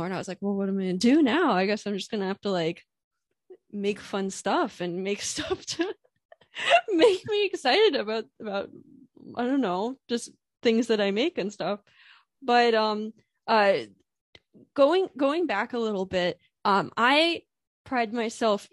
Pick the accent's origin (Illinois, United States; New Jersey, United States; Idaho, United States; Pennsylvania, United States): Pennsylvania, United States; I'm from Pennsylvania